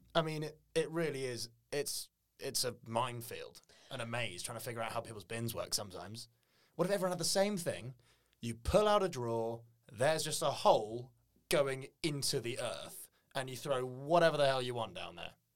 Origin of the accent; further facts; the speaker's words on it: England, United Kingdom; we're English